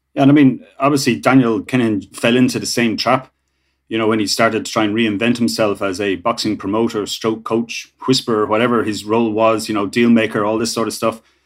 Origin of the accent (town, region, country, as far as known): Ireland